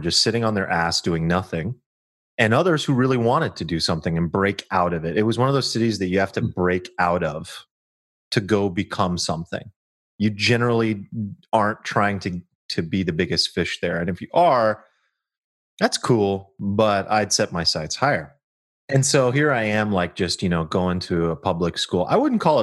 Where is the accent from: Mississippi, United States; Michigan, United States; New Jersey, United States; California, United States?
California, United States; Sacramento; I'm a kid from Sactown, Sacramento, California